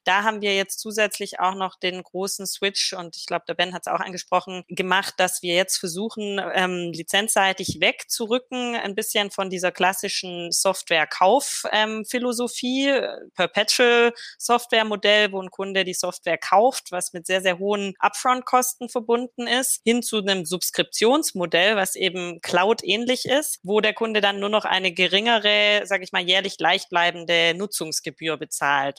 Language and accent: German; Swabia, Germany; als Schwäbin